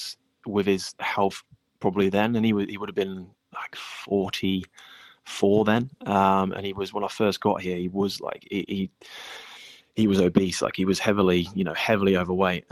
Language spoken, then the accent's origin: English; England, United Kingdom; moved away; I grew up in England